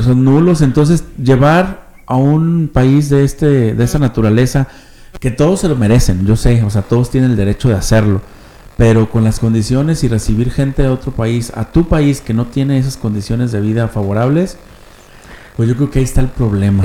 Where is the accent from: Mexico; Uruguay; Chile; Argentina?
Mexico; somos de aquí